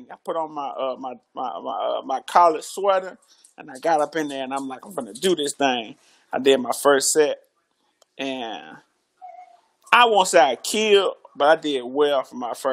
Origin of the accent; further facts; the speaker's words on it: Chicago, Illinois, United States; also born or lived in Grand Rapids, Michigan / Mississippi; I was born in Grand Rapids, Michigan, raised in Chicago. I lived in Mississippi for what uh, I don't know, thirteen years.